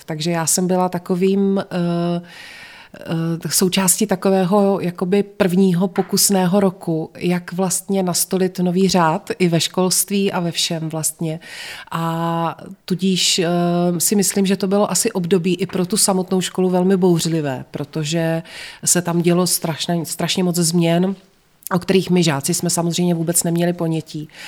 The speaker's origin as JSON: {"language": "Czech", "town": "Znojmo", "region": "South Moravian Region", "country": "Czechia", "tie": "born or raised there", "moved": "as an adult", "lives_now": "Prague, Czech Republic", "said": "Já jsem se ve Znojmě narodila, ve Znojmě jsem až do svých 18 let chodila do školy, studovala jsem tady"}